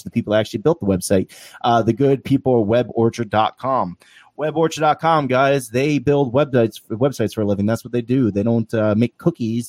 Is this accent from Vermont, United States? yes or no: yes; Vermont, United States; I am from Vermont, and I live in the middle of the woods